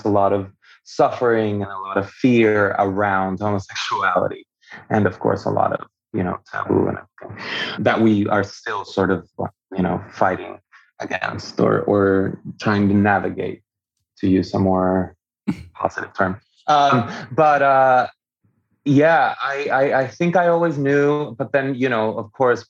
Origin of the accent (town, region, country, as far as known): Venezuela; born or raised there; first language Spanish; English is a second language; also born or lived in Miami; now in Atlanta, United States